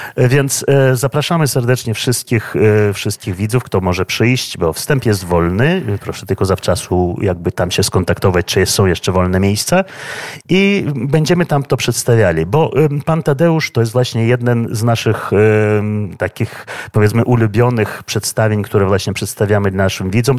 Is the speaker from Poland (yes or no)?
no; Vilnius, Vilnius County, Lithuania; przyszedłem do tego teatru w 1978 roku w wieku 15 lat, będąc uczniem szkoły średniej imienia y, Szymona Konarskiego, wczesnej 29 średniej szkoły w Wilnie